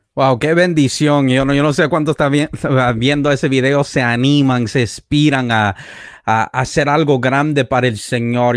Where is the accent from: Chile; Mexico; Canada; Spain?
Canada; also born or lived in Puerto Rico; yo viví en Puerto Rico durante siete años, he viajado por los Estados Unidos y bueno, fui criado en Canadá